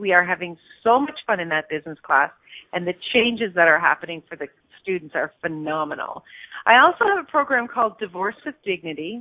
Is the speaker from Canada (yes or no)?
yes; Stratford, Ontario, Canada; my hometown, Stratford, Ontario